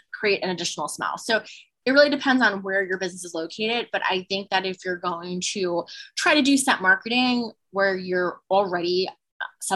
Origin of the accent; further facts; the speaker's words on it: New Jersey, United States; from Jersey. Like I mentioned, also Italian